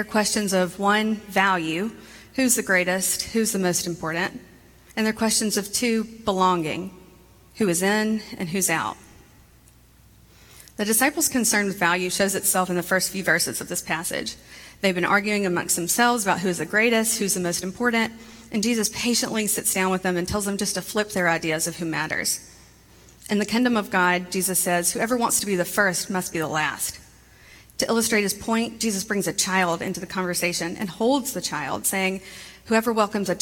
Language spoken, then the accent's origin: English; Montgomery, Alabama, United States; I grew up in Montgomery, Alabama